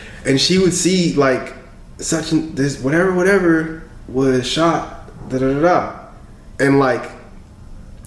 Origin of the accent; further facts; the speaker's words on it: Clarkston, Georgia, United States; first language French; English is a second language; also born or lived in Congo; I grew up in Clarkston